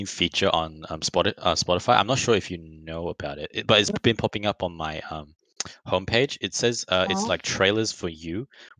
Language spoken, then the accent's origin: English; Australia; we're Australian.